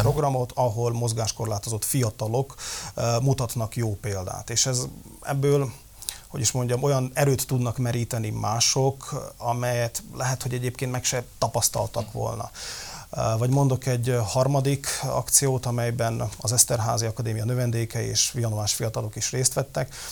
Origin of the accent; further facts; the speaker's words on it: Levice, Nitra Region, Slovakia; Léva a szülővárosom